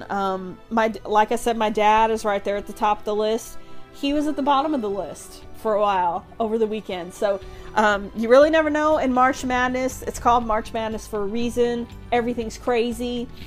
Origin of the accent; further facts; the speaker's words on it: Lexington, Kentucky, United States; I grew up here. They are here in my hometown.